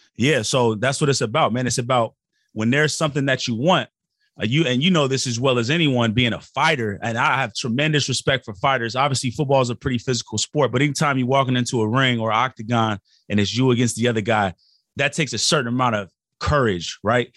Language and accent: English; Portland, Oregon, United States; we grew up in Portland, Oregon